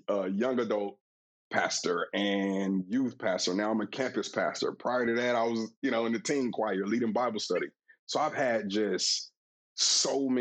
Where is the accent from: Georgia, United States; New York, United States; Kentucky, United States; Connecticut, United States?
Georgia, United States; Atlanta; I'm born and raised in Atlanta, so I'm a native of the city